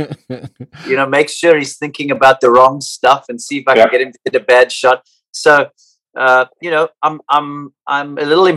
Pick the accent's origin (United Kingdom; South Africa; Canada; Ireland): South Africa; now in United States; growing up in South Africa